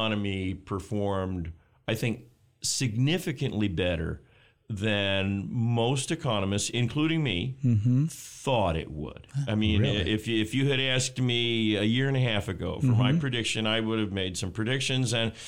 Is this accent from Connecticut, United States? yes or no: no; Texas, United States; now in Michigan, United States; I grew up in Texas, so I'm not a huge fan of winter.